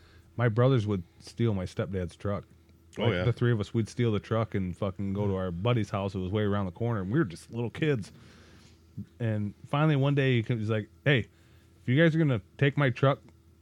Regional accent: Deerfield, United States; when we were kids, we lived out in the country, out in Deerfield. We lived way out in the country

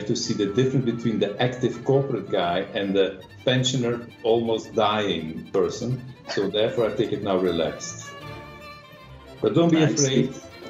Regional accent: Flanders, Belgium; moved away; I come from Belgium, from Flanders, yeah? And I'm now old.

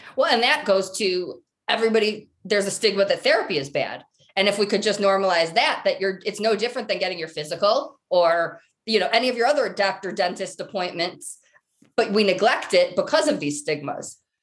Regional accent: Michigan, United States; now in Colorado, United States; I'm originally from Michigan

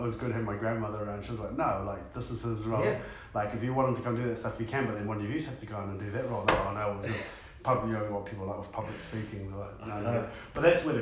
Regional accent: New Plymouth, Taranaki, New Zealand; I grew up in Spotswood, but I went to school at Francis Douglas.

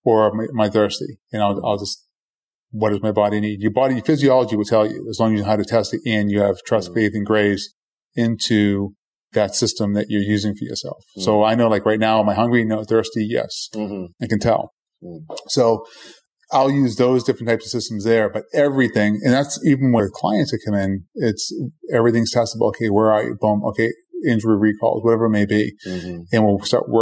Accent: Boston, Massachusetts, United States; I grew up in Boston, and right next door to my house was a bar

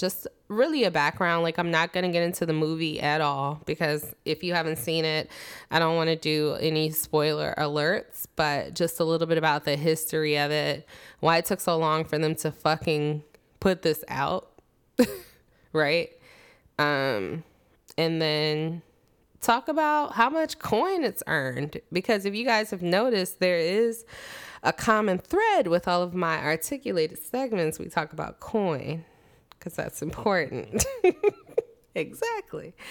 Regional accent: Richmond, Virginia, United States; I'm from Richmond

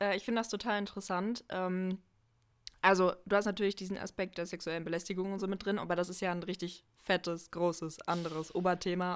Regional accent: Halle, Saxony-Anhalt, Germany; moved away as an adult; also born or lived in North Rhine-Westphalia; ich komme ja ursprünglich aus Halle, also aus Sachsen-Anhalt, ähm, und bin dann zum Studium nach N R W gezogen und bin jetzt wieder zurück in Halle

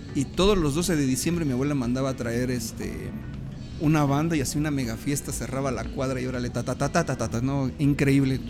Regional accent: Mexico City, Mexico; yo soy originario de la Ciudad de México

